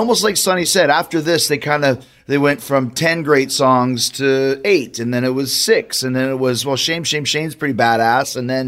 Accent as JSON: {"language": "English", "town": "Winnipeg", "region": "Manitoba", "country": "Canada", "tie": "born or raised there", "said": "Where I grew up in Winnipeg … was massive."}